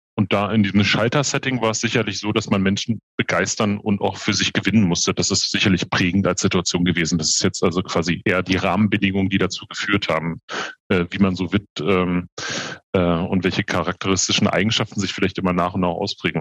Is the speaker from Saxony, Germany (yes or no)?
no; Berlin, Germany; Ich bin 44 Jahre alt, gebürtiger Berliner, habe äh, meine Ausbildung zum Bankkaufmann in Berlin gemacht